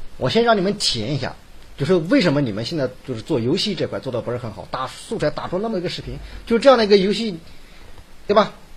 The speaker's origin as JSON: {"language": "Chinese", "town": "Hefei", "region": "Anhui", "country": "China", "accent": "Hefei dialect", "said": "我们河北话"}